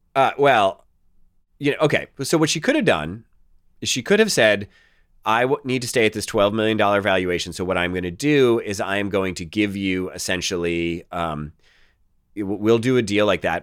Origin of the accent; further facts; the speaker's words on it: Boston, Massachusetts, United States; I'm the guy from Boston